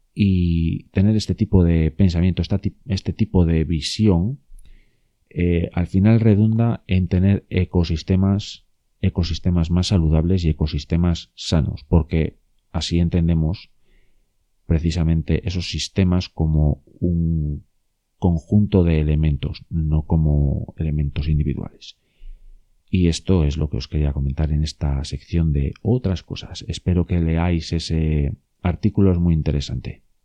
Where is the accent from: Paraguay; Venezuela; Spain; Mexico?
Spain; León, Castile and León; en León, eh, que es de donde yo soy y donde yo estoy